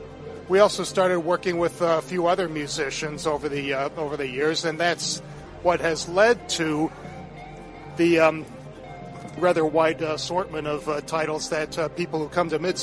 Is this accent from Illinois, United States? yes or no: yes; Chicago, Illinois, United States; I grew up in the western suburbs of Chicago.